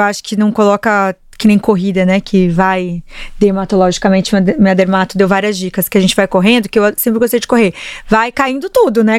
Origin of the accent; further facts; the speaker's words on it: Paraná, Brazil; eu sou paranaense